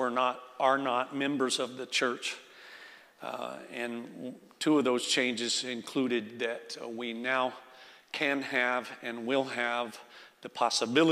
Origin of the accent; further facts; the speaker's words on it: Florida, United States; moved away; I'm from Florida